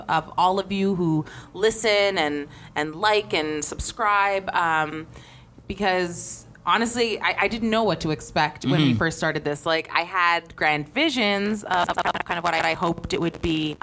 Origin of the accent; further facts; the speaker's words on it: Peel, Ontario, Canada; growing up, like I started in the Peel District School Board in grade 8